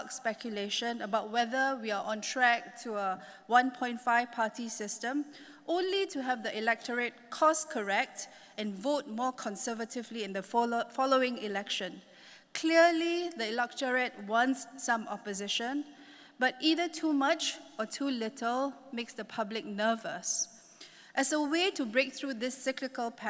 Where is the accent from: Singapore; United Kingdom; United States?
Singapore; moved away as an adult; now in Hong Kong; I'm a Singaporean